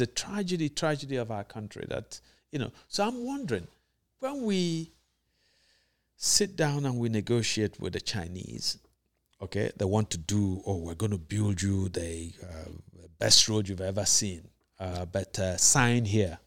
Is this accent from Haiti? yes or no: no; Nigeria; being Nigerian